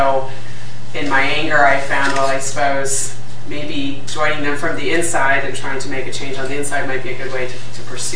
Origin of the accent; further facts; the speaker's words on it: United States; moved away as an adult; now in London, United Kingdom; I'm from the United States